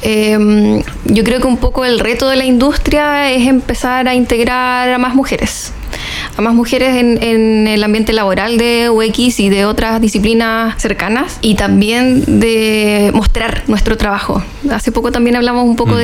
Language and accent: Spanish; Chile; éramos re pocos chilenos los que estábamos ahí